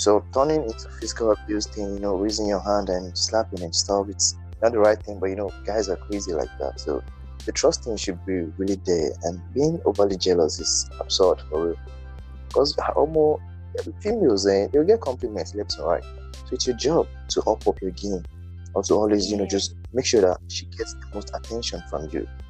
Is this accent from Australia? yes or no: no; Nigeria; I'm just a Nigerian youth